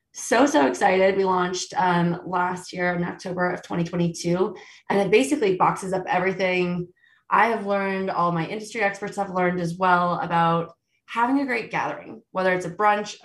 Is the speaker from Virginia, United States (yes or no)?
yes; Virginia, United States; moved away as an adult; now in Aspen, United States; I grew up in Virginia, which people have always loved to make fun of. But I've lived out in Colorado since 2006